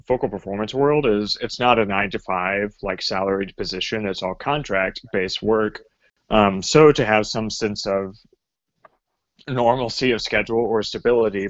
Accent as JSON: {"language": "English", "region": "Northeast Texas", "country": "United States", "tie": "born or raised there", "moved": "yes", "lives_now": "Cincinnati, United States", "said": "I am originally from East Texas, well, Northeast in the Dallas area, then grew up in rural towns"}